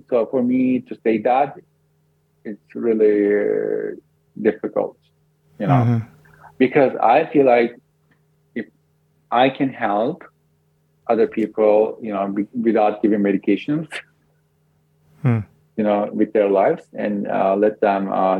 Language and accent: English; Canada; Yeah, we're from Canada.